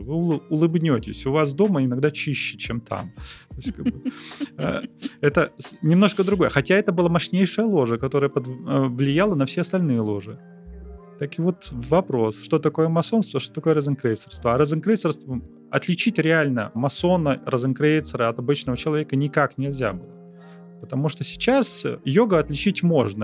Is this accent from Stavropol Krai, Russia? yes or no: no; Arkhangelsk, Arkhangelsk Oblast, Russia; now in Saint Petersburg, Russia; Я родом с Архангельска